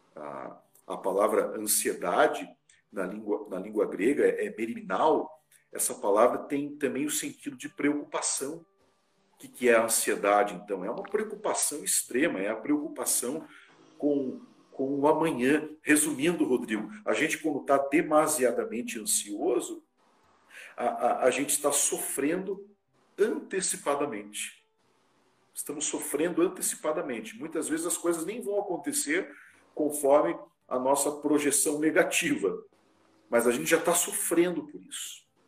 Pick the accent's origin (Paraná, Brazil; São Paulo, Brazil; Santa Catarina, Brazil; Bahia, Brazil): Paraná, Brazil; Ponta Grossa; moved away as an adult; now in Carazinho, Brazil; Sou natural lá de Ponta Grossa, no Paraná, pertinho ali de Curitiba